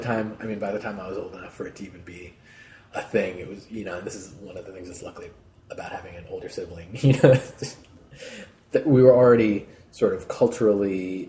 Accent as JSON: {"language": "English", "town": "Peabody", "region": "Massachusetts", "country": "United States", "tie": "born or raised there", "said": "Peabody, Mass."}